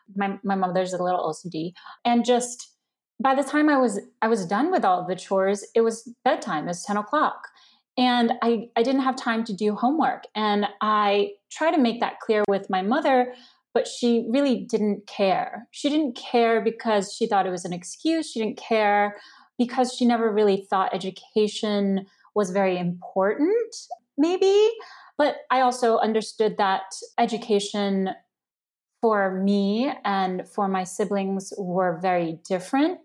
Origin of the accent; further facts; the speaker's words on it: New York City, New York, United States; English is a second language; also born or lived in China; a Chinese immigrant growing up in Queens